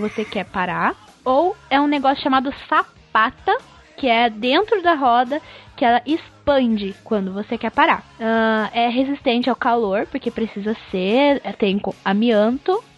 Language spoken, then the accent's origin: Portuguese; Minas Gerais, Brazil; eu sou de Minas